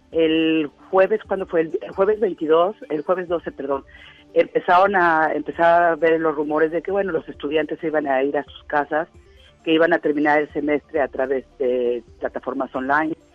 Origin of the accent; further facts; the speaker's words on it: Mexico; now in United States; no hemos recibido nada de parte de la embajada nosotros como mexicanos aquí.